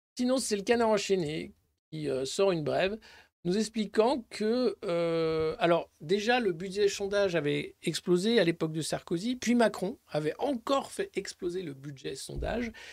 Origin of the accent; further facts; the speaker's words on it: Dijon, Bourgogne-Franche-Comté, France; c'est à Dijon, c'est ville, euh, c'est de là d'où je viens, Dijon